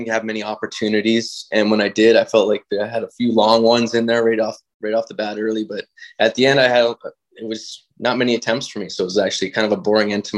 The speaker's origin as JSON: {"language": "English", "town": "White Rock", "region": "British Columbia", "country": "Canada", "said": "I'm from White Rock"}